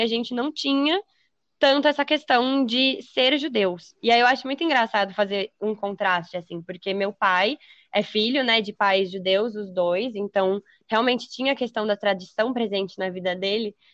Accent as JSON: {"language": "Portuguese", "area": "Taubaté", "region": "São Paulo", "country": "Brazil", "tie": "born or raised there", "also_born_or_lived": "Israel", "said": "E eu nasci em São Paulo, 1995, tenho 25 anos. E fiquei lá, morei lá até os meus oito ou nove anos, que foi quando meus pais se separaram e eu me mudei para Taubaté, no Vale do Paraíba"}